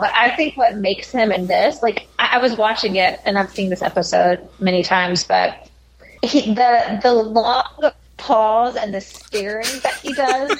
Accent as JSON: {"language": "English", "region": "the South", "country": "United States", "tie": "born or raised there", "said": "growing up in the South"}